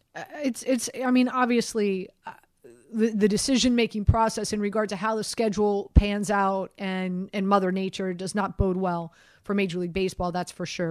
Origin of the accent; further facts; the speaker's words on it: Miami, Florida, United States; now in New York, United States; I'm from Miami